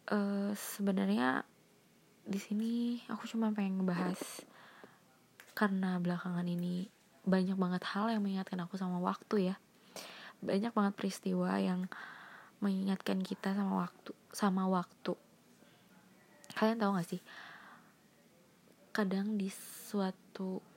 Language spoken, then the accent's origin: Indonesian; Bandung, West Java, Indonesia; soalnya nyamainnya sama aku kamu aku kan orang Bandung jadi ya mungkin aku kamu aja kali ya